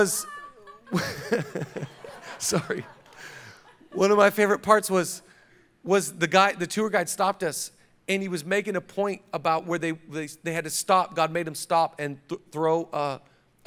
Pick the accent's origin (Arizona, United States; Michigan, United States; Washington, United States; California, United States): Washington, United States; Seattle; now in Los Angeles, United States; I'm from Seattle, and we couldn't go on walks because it rained.